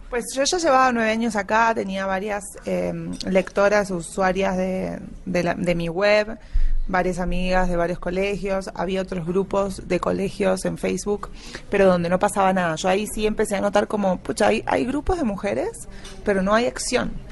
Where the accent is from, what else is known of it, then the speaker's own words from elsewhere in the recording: Buenos Aires Province, Argentina; moved away as an adult; now in Colombia; Yo soy de Buenos Aires, no de la capital capital, o sea, no soy porteña